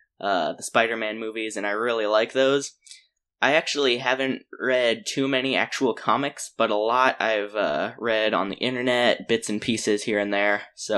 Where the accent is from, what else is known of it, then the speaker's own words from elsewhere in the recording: Louisiana, United States; I'm from Louisiana. I'm 14, currently when you're watching, or when we recorded this.